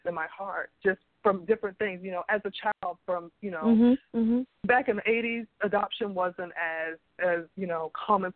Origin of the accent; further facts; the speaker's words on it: Charleston, South Carolina, United States; I'm a Southern girl. I grew up in Charleston, South Carolina